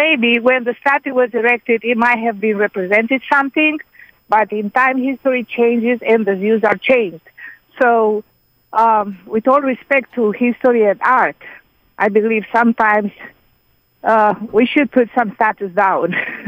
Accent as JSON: {"language": "English", "country": "Romania", "tie": "born or raised there", "moved": "yes", "lives_now": "Atlanta, United States", "said": "I grew up in Eastern Europe. I'm Romanian."}